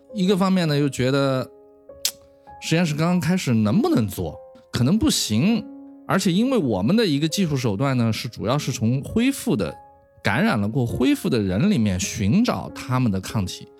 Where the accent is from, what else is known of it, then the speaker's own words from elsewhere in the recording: China; also born or lived in Beijing / United States; 我是中国人